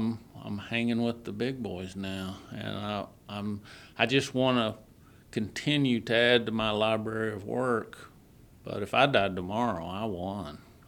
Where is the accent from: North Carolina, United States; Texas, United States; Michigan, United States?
Texas, United States; I'm from Texas.